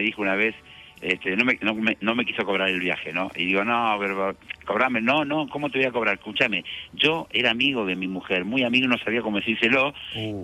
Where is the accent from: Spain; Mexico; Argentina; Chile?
Argentina; nosotros los argentinos